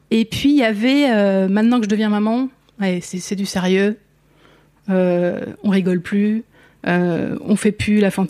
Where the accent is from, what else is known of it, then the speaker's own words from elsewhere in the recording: northern Essonne, near Orly, Île-de-France, France; Moi je viens de l'Essonne. Ok. Donc j'ai grandi euh, j'ai grandi tout près, ouais, tout près d'Orly, euh, toute cette zone nord essonne.